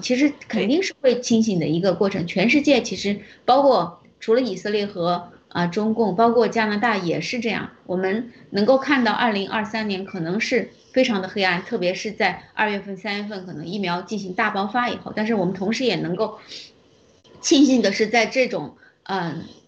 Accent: China; 我们中国人民

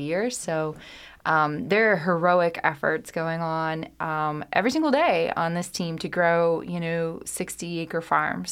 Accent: Kentucky, United States; my home state, and I couldn't be more proud to be a Kentuckian

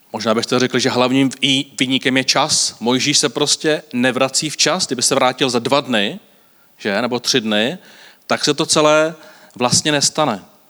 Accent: Varnsdorf, Ústí nad Labem Region, Czechia; Já pocházím z Avansdorfu

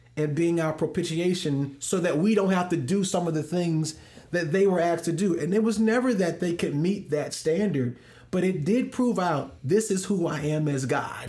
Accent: St. Louis, Missouri, United States; now in Dallas, United States; I'm from Saint Louis

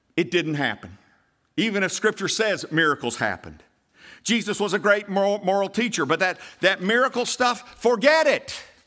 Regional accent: United States

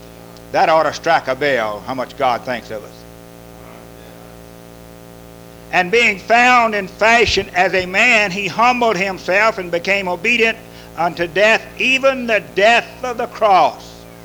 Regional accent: Louisiana, United States; Who'd have thought a Cajun in Mi

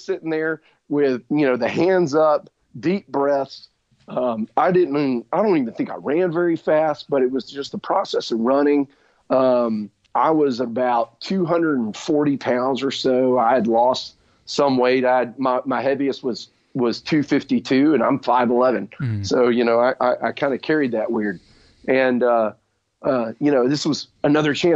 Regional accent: Birmingham, Alabama, United States; I grew up here in Birmingham, Alabama

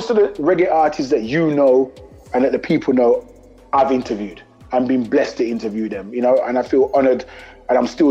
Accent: London, United Kingdom; I represent E5. E5 we represent, which is East London.

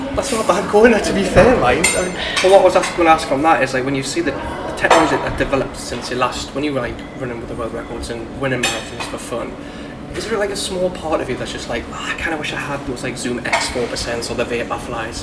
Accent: Newcastle upon Tyne, North East England, United Kingdom; accent: Geordie

